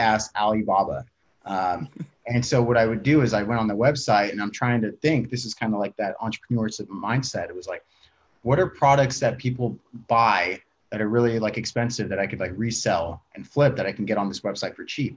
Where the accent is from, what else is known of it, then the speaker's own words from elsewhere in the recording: Tracy, California, United States; I'm from Tracy, California. It's a small town, fucking nothing going on there